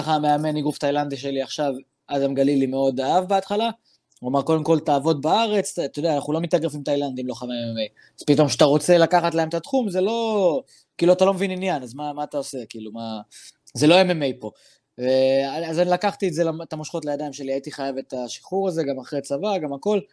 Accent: Daliyat al-Karmel, Haifa District, Israel; אני דרוזי מדאלית אל כרמל

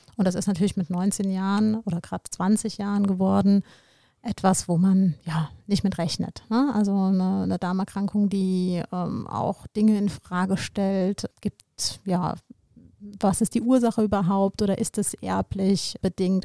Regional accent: Koblenz, Rhineland-Palatinate, Germany; meiner Heimatstadt Koblenz

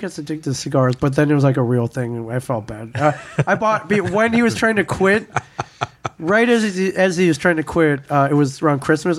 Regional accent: Ann Arbor, Michigan, United States; I came from Michigan. You know, we're from the streets, man.

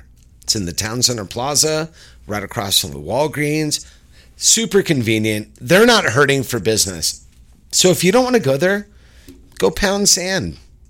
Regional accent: Ireland; we're both Irish, so we can say this.

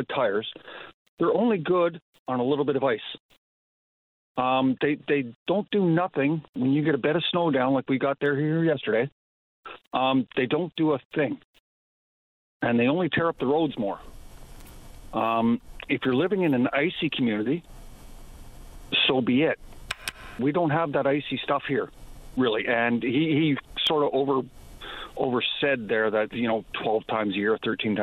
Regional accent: Pefferlaw, Ontario, Canada; also born or lived in Fort McMurray, Alberta; I grew up in Northern Ontario

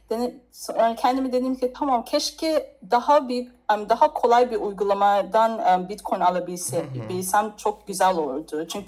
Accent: Turkey; Türkiye, Türkiye benim memleketimdir.

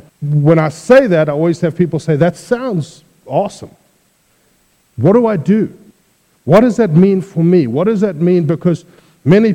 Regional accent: South Africa; moved away as an adult; I originally come from South Africa. I've now been here 10 years

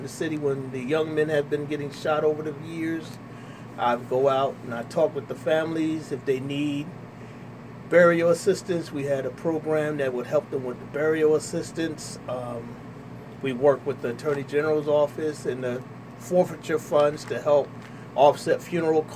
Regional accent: Trenton, New Jersey, United States; I'm born and raised here in the city of Trenton. I grew up in Wilbur Section, 200 block of Walnut

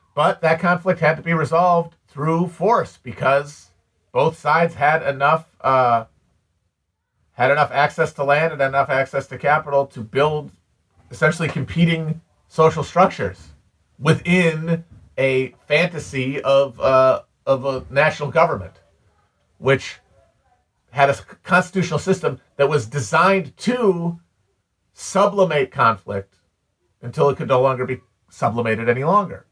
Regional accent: United States; I'm an American.

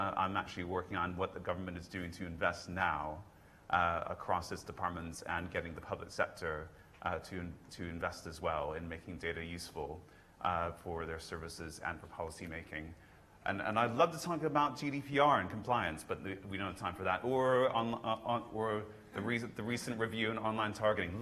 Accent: United States; accent: American; now in United Kingdom; my American accent, I actually had to naturalize

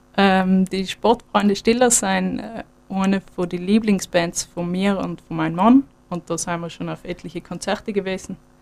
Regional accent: Sterzing, Trentino-Alto Adige, Italy; now in Weyer, Austria; ich komme eigentlich aus Südtirol, aus Stürzing

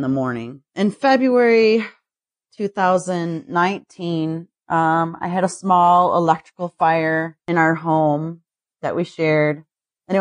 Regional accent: Highland, Michigan, United States; also born or lived in Detroit, Michigan / Milford, Michigan; I grew up in a little town outside of Detroit. Basically, I started off in Highland and moved to Milford when I was I was around 18

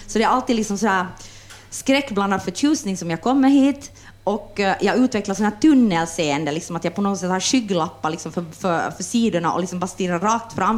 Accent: Jakobstad, Ostrobothnia, Finland; now in Helsinki, Finland; jag är från Österbotten och när jag kom hit så, så förstod jag inte ens vad folk sa.

